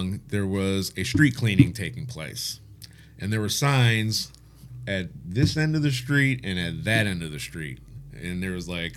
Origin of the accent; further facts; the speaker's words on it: Detroit, Michigan, United States; now in England, United Kingdom; I'm from Detroit.